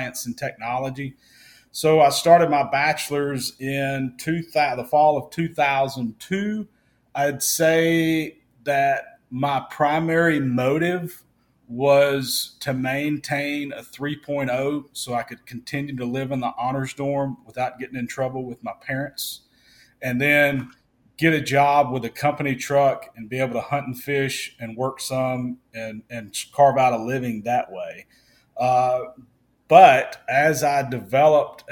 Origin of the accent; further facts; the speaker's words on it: Vicksburg, Mississippi, United States; also born or lived in Memphis, Tennessee; Vicksburg, Mississippi, which is my hometown